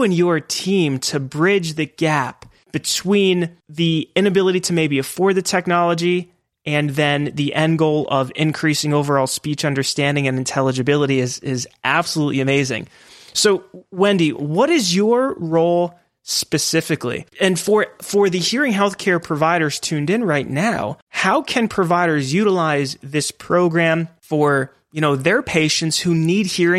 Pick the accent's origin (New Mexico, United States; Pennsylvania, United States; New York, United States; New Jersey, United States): Pennsylvania, United States; I grew up in Pennsylvania, originally from Pennsylvania